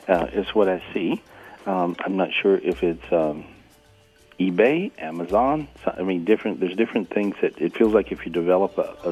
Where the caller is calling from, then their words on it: North Carolina, United States; I'm in North Carolina today. It's really pretty.